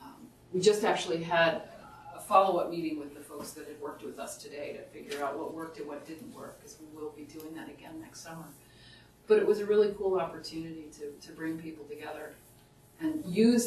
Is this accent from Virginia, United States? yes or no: yes; Southern Virginia, United States; now in Upper Valley, United States; where I grew up in Southern Virginia